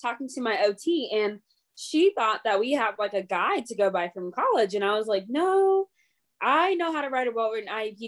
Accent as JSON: {"language": "English", "region": "the South", "country": "United States", "said": "I'm from the South"}